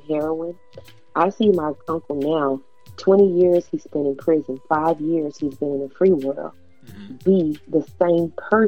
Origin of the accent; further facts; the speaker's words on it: Texas, United States; I'm from Texas.